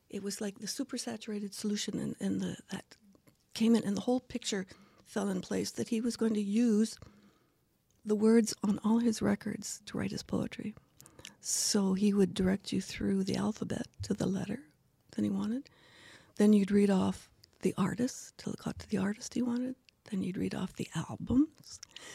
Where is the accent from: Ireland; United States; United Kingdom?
United Kingdom; Kilwinning, Scotland; born there; Well, I was born in Scotland in Kilwinning, which is on the west coast of Scotland.